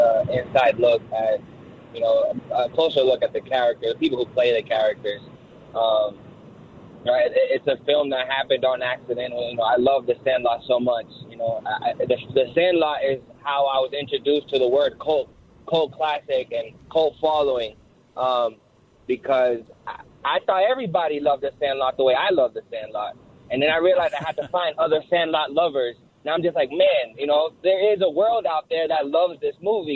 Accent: Boston, Massachusetts, United States; I'm from Boston

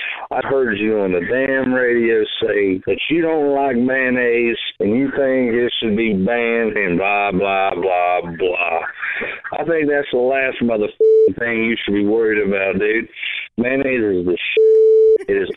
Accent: Asheville, North Carolina, United States; I'm from Asheville, North Carolina

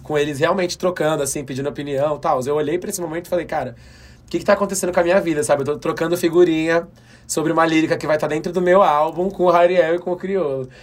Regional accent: São Paulo, Brazil; o lugar de onde eu vim, a Zona Leste de São Paulo

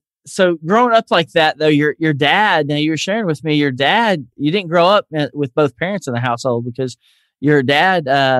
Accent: the South, United States; accent: Southern; people tell me I'm losing my Southern accent a little bit.

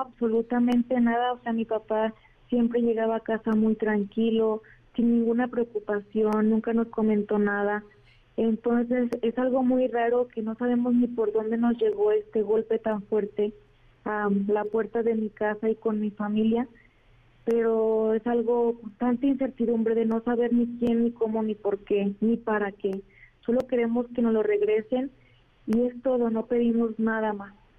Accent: Arandas, Jalisco, Mexico; somos de Arandas, Jalisco

